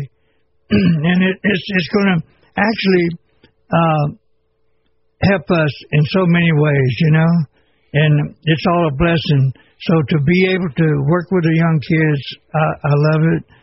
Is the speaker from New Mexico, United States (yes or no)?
no; Shreveport, Louisiana, United States; my hometown, Shreveport, Louisiana